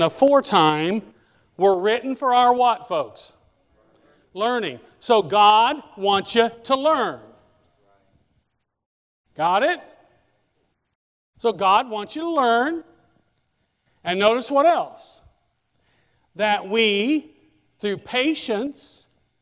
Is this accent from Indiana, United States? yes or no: yes; Indiana, United States; moved away; I grew up in Indiana